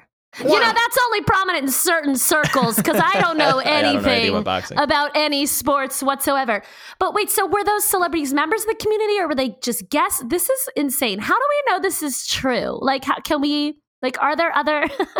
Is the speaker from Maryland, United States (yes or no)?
yes; Baltimore, Maryland, United States; I'm from Baltimore.